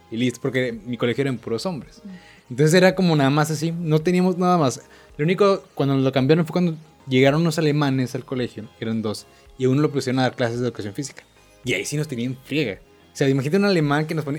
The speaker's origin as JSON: {"language": "Spanish", "town": "Monterrey", "region": "Nuevo León", "country": "Mexico", "said": "yo como regio"}